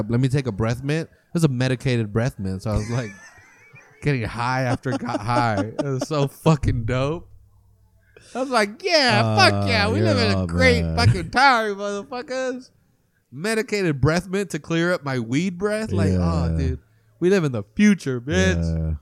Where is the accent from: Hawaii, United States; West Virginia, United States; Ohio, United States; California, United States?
California, United States; Salinas; we're from Salinas